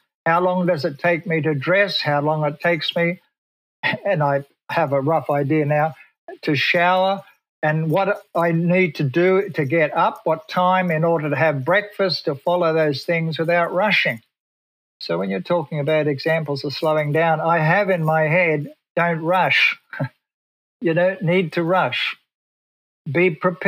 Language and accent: English; Australia; moved away as an adult; now in Pasadena, United States; I come from Australia.